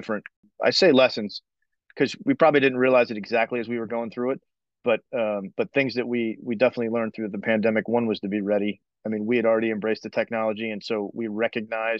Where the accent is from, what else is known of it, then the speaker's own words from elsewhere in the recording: Orlando, Florida, United States; moved away as an adult; settled down back in Orlando where I grew up